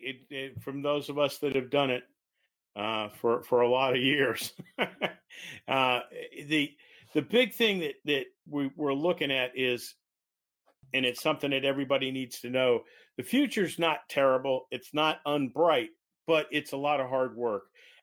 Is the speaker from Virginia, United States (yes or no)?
yes; Virginia, United States; And then, of course, Tidewater, because I was also from Tidewater.